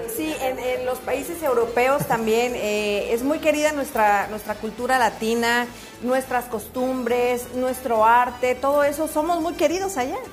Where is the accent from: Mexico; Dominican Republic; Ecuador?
Mexico; now in United States; yo que soy de México